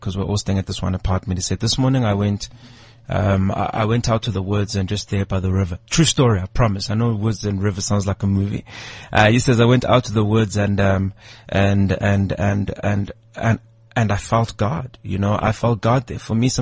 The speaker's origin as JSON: {"language": "English", "country": "South Africa", "said": "being South African"}